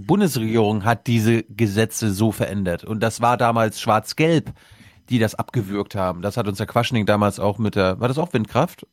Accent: Mecklenburg-Vorpommern, Germany; moved away; ich bin MacPom vollkommen ohne Windräder aufgewachsen

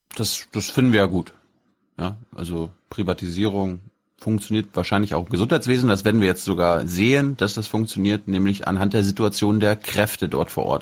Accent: Mecklenburg-Vorpommern, Germany; die Uniklinik Rostock die wichtigste, das wichtigste Krankenhaus in meinem, meinem Heimatland ist

